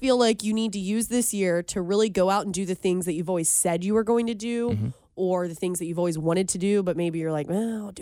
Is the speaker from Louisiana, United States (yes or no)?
no; Cincinnati, Ohio, United States; As someone who grew up here, I grew up in Cincinnati